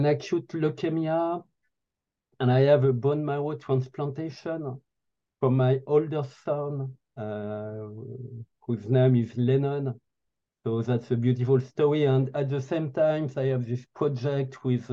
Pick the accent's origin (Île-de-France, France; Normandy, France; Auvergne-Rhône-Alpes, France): Normandy, France; now in Paris, France; I live in France and I'm in Paris, but I grew up in Normandy in a little town in Normandy